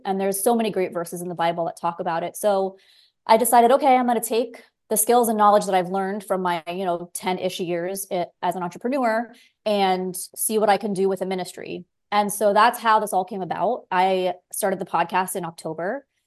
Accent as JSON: {"language": "English", "region": "South Florida", "country": "United States", "tie": "born or raised there", "also_born_or_lived": "San Diego, California / Los Angeles, California", "moved": "as an adult", "lives_now": "Belize", "said": "I grew up in South Florida"}